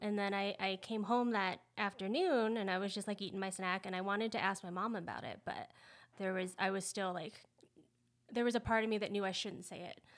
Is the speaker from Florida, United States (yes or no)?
yes; Central Florida, United States; moved away as an adult; also born or lived in Seattle; now in New Mexico, United States; I grew up in Central Florida